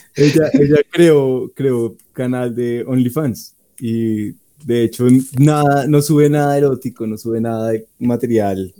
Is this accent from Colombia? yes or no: yes; Colombia; donde nos tratan a los colombianos